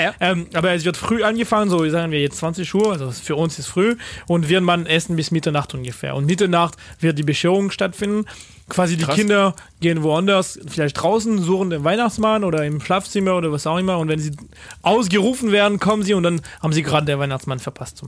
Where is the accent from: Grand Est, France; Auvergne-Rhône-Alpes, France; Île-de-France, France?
Île-de-France, France; Paris; German is a second language; now in Germany; Und ich komme nicht aus, aus Frankreich, sondern aus Paris